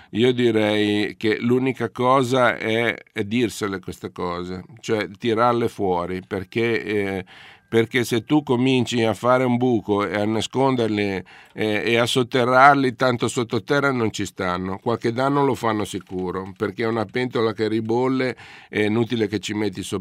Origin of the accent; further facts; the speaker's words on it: Genoa, Liguria, Italy; sono genovese